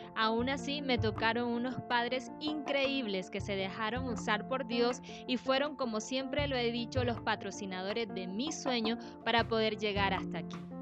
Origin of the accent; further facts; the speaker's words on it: Sampués, Sucre, Colombia; moved away; Yo nací en San Pues